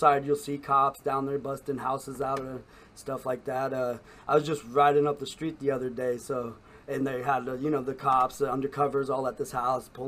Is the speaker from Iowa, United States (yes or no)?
yes; Council Bluffs, Iowa, United States; Council Bluffs, Iowa. You know, it was right across the bridge, and lived throughout the whole city.